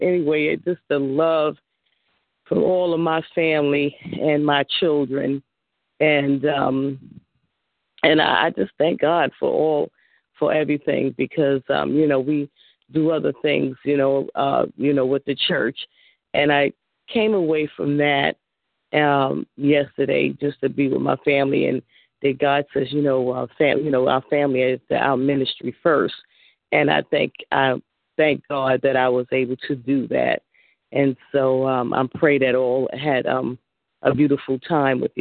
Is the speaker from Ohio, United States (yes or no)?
no; Columbia, South Carolina, United States; moved away; we're from Columbia, South Carolina